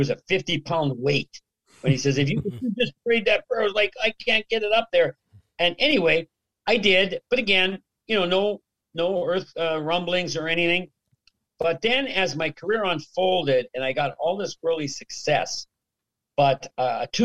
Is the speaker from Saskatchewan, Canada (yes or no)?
yes; Regina, Saskatchewan, Canada; moved away; growing up in Regina